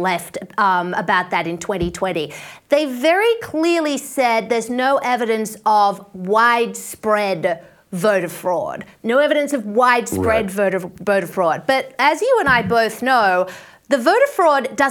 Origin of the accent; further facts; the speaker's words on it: Australia; as an outsider, as an Australian